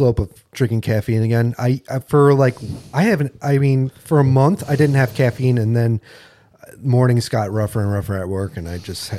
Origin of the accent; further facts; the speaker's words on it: Rochester, New York, United States; I was born in Rochester.